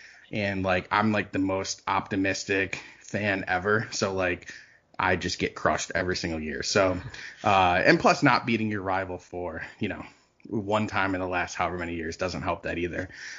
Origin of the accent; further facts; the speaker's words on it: Ohio, United States; also born or lived in Arizona; Where I'm going with this is because I grew up in Ohio. I've lived in Ohio most of my life.